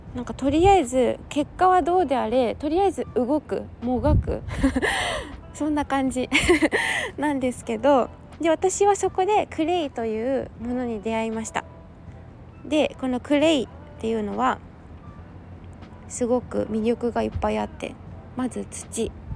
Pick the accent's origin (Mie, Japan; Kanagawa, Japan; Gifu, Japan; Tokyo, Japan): Kanagawa, Japan; Yokohama; 地元神奈川県横浜市はちょっと空気が冷たい